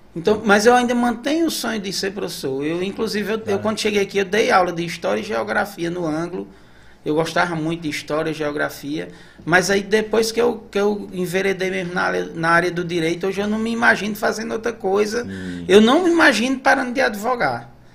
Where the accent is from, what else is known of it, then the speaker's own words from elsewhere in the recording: Patos, Paraíba, Brazil; moved away as an adult; also born or lived in São Paulo / Maranhão; now in Santa Inês, Brazil; eu sou de Patos, nasci em Patos, na Paraíba, mas novinho, a gente foi, eu fui para São Paulo